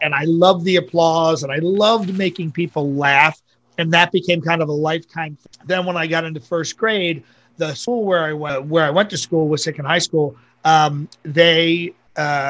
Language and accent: English; Ambler, Pennsylvania, United States; now in Las Vegas, United States; I grew up right outside of Philadelphia, a town called Ambler